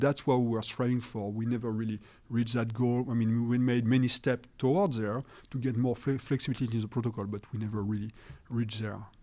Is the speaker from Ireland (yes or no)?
no; France; accent: French; English is a second language; I apologize for my accent, you know, I'm being French